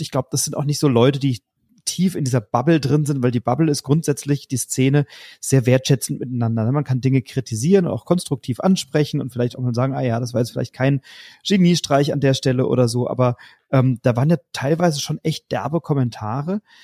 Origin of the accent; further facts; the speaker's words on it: Germany; bei uns in Deutschland